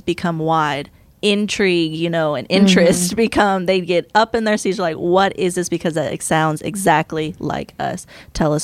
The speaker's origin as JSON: {"language": "English", "region": "the South", "country": "United States", "tie": "born or raised there", "said": "growing up in the South"}